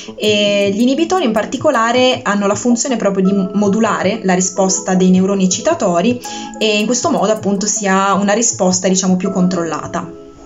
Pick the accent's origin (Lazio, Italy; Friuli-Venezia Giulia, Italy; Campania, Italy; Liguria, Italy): Liguria, Italy; Bogliasco; also born or lived in Genoa / Pisa; Sono nata a Genova e cresciuta a Vogliasco.